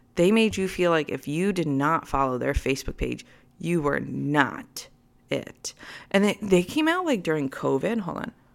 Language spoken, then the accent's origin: English; United States; I'm American